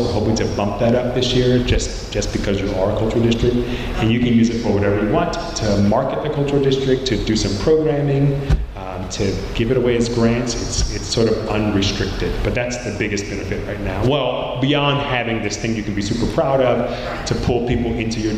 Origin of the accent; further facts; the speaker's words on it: Maryland, United States; moved away; I'm from Maryland